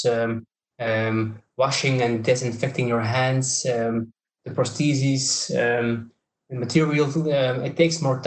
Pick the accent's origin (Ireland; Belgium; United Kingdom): Belgium; I'm coming from Belgium